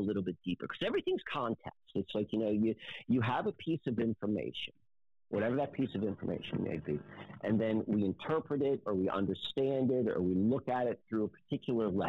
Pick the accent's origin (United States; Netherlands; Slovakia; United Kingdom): United States; Maryland; now in Lancaster, United States; I didn't grow up in where I live in Lancaster right now. I grew up in Maryland